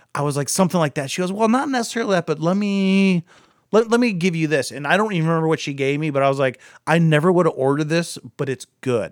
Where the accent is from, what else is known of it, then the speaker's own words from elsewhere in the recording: Akron, Ohio, United States; I'm from Akron.